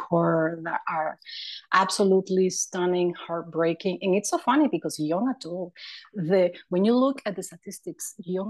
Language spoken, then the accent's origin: English; Nicaragua; moved away; I'm from Nicaragua